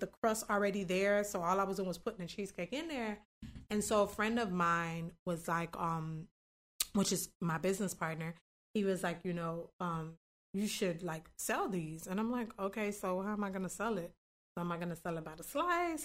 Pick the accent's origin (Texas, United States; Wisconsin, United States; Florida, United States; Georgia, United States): Florida, United States; North Miami; moved away as an adult; also born or lived in Tallahassee; North Miami, born and raised.